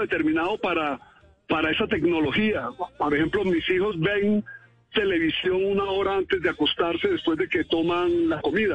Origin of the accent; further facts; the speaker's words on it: Santa Marta, Magdalena, Colombia; yo fui criado en Santa Marta